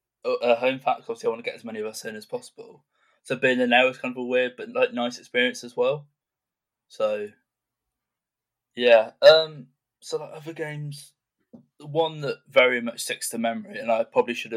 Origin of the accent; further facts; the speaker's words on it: Warminster, South West England, United Kingdom; I grew up in Warminster, as mentioned, and I went to King Down School, and I was actually in the same year as Louis Thompson.